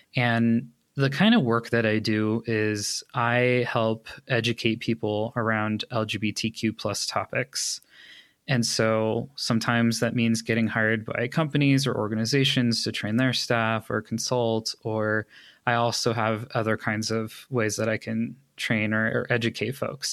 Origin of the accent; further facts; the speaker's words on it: Los Angeles, California, United States; moved away as an adult; now in Colorado, United States; I was born in Los Angeles. I lived there up until August of twenty nineteen